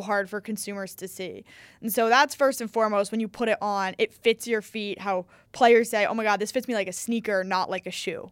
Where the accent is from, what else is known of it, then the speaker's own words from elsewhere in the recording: New York City, New York, United States; I'm from New York City